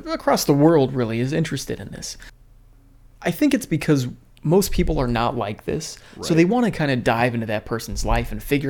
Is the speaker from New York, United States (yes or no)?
yes; New York, United States; Which I kind of think back in New York in the day, didn't everybody get bullied? Isn't New York kind of like, we're from New York, we're tough?